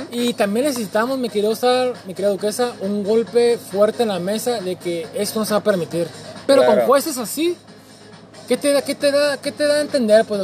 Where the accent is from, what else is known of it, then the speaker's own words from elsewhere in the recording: Mexico; única oportunidad de demostrar que somos mexicanos, pues es demostrando comiendo tostadas y sopes